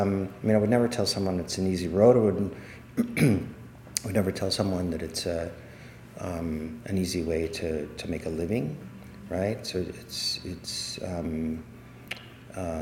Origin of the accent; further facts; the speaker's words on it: New Orleans, Louisiana, United States; moved away; I grew up in New Orleans